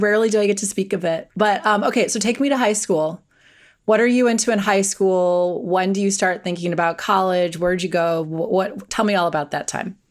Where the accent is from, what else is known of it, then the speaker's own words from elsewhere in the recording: Wisconsin, United States; I grew up in Wisconsin.